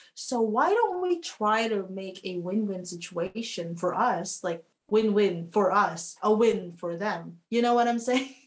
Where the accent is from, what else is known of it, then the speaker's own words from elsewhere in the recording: Philippines; now in New Zealand; I, as a Filipino